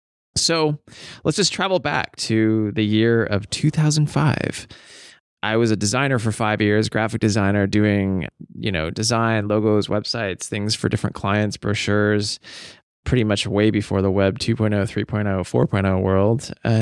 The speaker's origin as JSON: {"language": "English", "town": "Snohomish", "region": "Washington", "country": "United States", "tie": "born or raised there", "said": "in my hometown of Snohomish, Washington."}